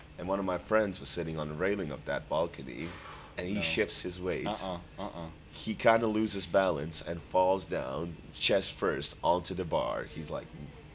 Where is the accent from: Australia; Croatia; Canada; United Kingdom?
Croatia; Split, Split-Dalmatia County; English is a second language; my hometown Split